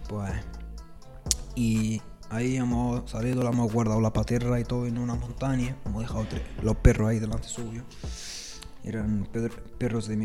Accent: Rif, Morocco; Spanish is a second language; Yo soy de Riff, que así lo hacemos todos los refeños. Hay Marruecos, parte de, parte de refes eh, un bereber.

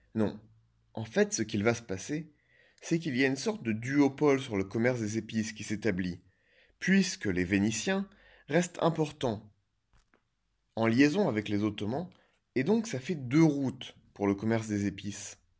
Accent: Normandy, France; also born or lived in French Algeria (pied-noir); je suis normand je suis pied-noir je suis français

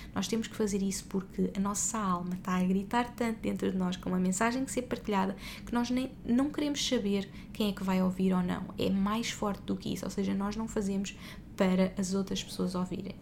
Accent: Portugal; now in Dubai, United Arab Emirates; nós somos portugueses pelo mundo e neste momento estamos no Dubai, já vivemos em vários países

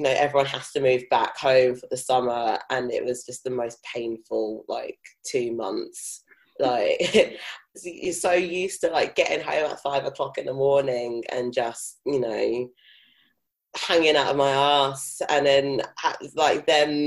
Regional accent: London, United Kingdom; accent: South London; I'm from South London. Born and bred. I don't have a strong South London accent, but I am from Catford.

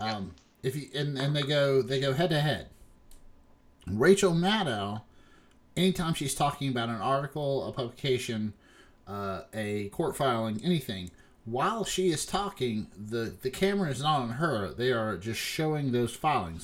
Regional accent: West Virginia, United States; Shay and I are from West Virginia.

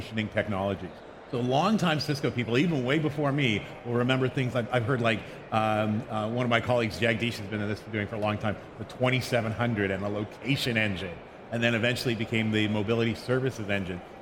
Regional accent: Canada; accent: Canadian; moved away as an adult; now in Bay Area, United States; I'm a Canadian natively, but I moved down to the Bay Area

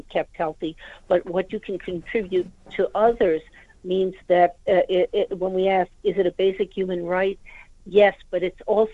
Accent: United States; now in United Kingdom; you might be able to tell from my accent, I'm myself from the United States.

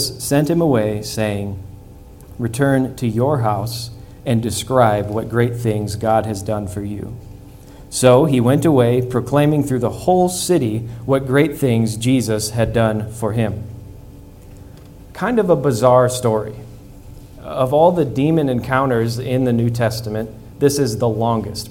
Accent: Midwest, United States; moved away; I grew up in the Midwest

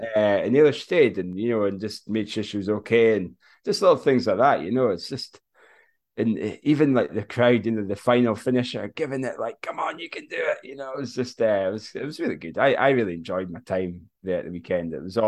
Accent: Scotland, United Kingdom

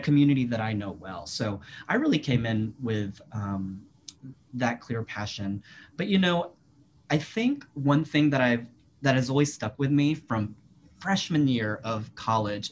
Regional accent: Virginia, United States; moved away as an adult; I'd never worked in my home state

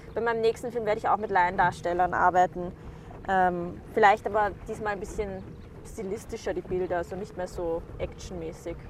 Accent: Vienna, Austria; ich komme aus Wien, ursprünglich meine Eltern aus dem Irak

